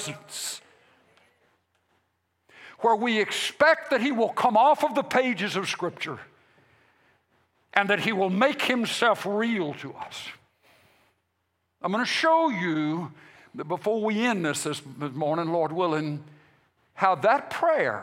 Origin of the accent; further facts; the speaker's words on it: United States; we as American Christians or Christians Americans